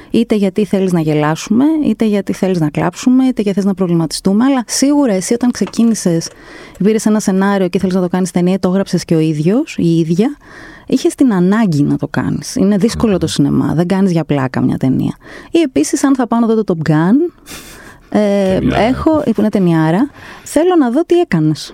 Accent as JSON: {"language": "Greek", "country": "Greece", "said": "από την Ελλάδα"}